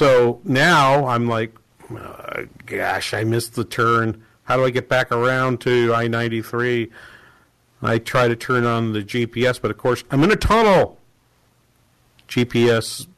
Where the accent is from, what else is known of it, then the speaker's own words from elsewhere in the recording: New England, United States; moved away; I'm from New England, and Boston Logan Airport has always been the airport that I go to.